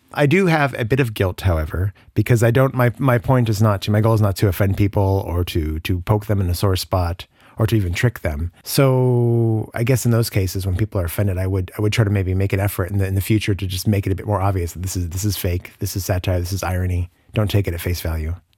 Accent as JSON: {"language": "English", "region": "Colorado", "country": "United States", "tie": "born or raised there", "also_born_or_lived": "New Orleans / Barcelona", "moved": "as an adult", "lives_now": "Luxembourg", "said": "I'm originally from Colorado, and I lived there until I was, uh, well, through university"}